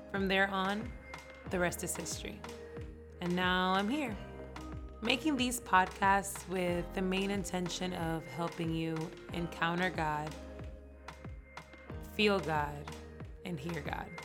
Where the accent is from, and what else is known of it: Dominican Republic; born or raised there; also born or lived in New York City, United States